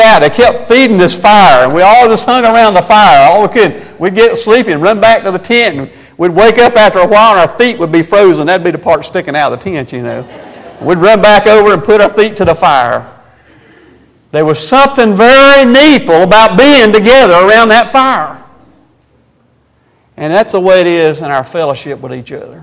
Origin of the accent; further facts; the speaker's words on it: Spartanburg, South Carolina, United States; we're from South Carolina